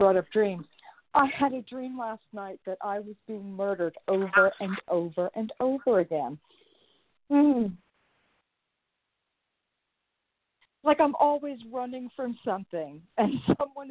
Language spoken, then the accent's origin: English; New York City, New York, United States; I'm from New York, I'm from the city